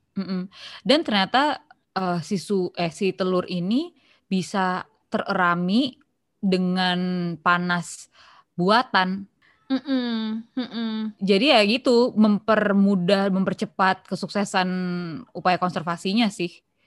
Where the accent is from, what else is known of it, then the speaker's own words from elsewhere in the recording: South Tangerang, Banten, Indonesia; also born or lived in Bintaro; gue anak Pondok Aren tapi sekolahnya di Bintaro